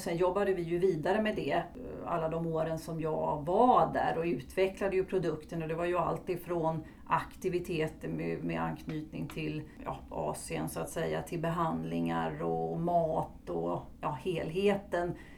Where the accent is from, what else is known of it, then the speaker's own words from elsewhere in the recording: Stockholm, Stockholm County, Sweden; moved away as an adult; now in Halmstad, Sweden; numera är jag boendes i Halmstad men jag är uppvuxen i Stockholm